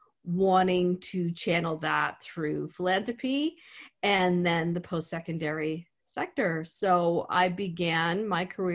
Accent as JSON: {"language": "English", "town": "Antigonish", "region": "Nova Scotia", "country": "Canada", "tie": "born or raised there", "said": "I grew up in Antigonish"}